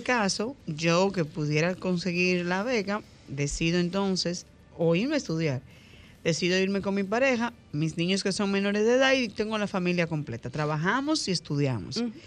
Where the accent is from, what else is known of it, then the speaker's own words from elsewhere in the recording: Dominican Republic; como el dominicano, común y corriente como yo